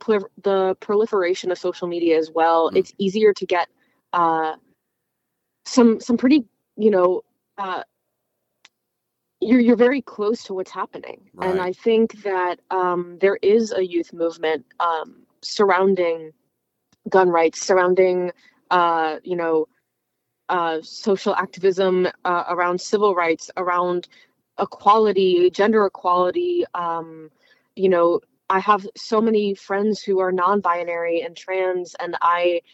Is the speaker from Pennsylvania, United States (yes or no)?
no; South Florida, United States; I'm from South Florida